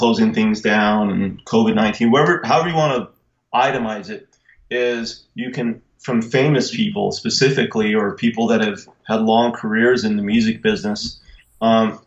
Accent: Albuquerque, New Mexico, United States; We're from Albuquerque, New Mexico

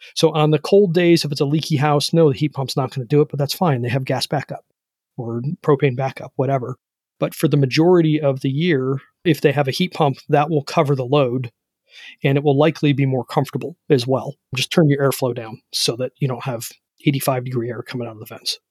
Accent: Ohio, United States; I'm from Ohio

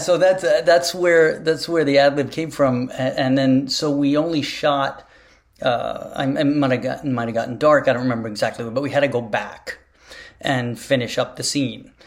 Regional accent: New York, United States; I was from New York

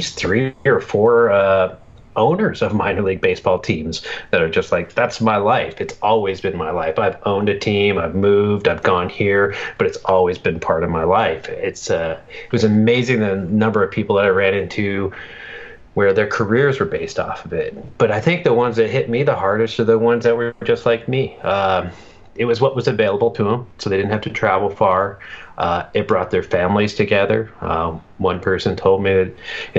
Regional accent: Montana, United States; moved away as an adult; also born or lived in Billings, Montana; now in Washington State, United States; I'm living out in Washington State now, but I'm a Montana guy, born and raised near the Canadian border.

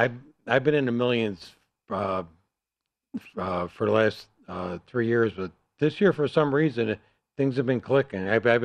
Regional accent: Buffalo, New York, United States; I'm from Buffalo

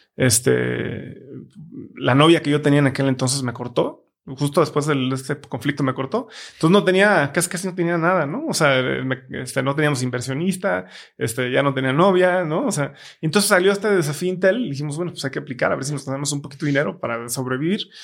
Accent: Guadalajara, Jalisco, Mexico; also born or lived in China; somos de Guadalajara

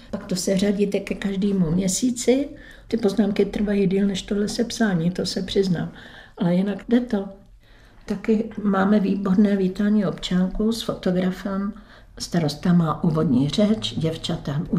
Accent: Veselí, Czechia; No, ale byli jsme dlouhý leta z rodiče sobě slavy, ale mhm. rodák jsem veselák.

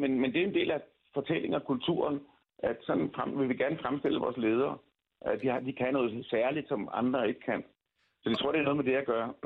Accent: Denmark; jeg bor i Danmark, jeg er dansker

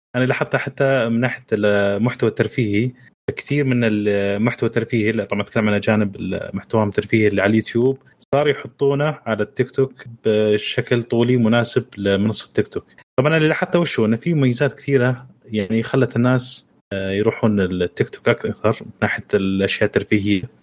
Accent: Saudi Arabia; عندنا في السعودية

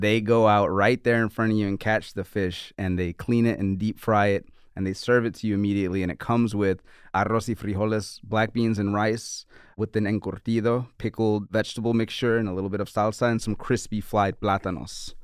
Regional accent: New Orleans, Louisiana, United States; now in New York City, United States; I'm from New Orleans

